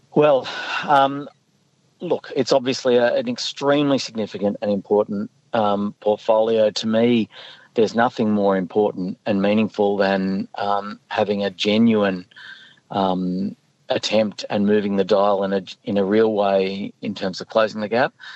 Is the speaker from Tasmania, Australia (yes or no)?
no; Northern Rivers, New South Wales, Australia; I'm from the Northern Rivers.